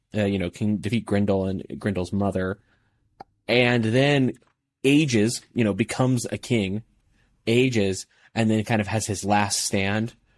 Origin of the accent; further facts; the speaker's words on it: Midwest, United States; I am from the Midwest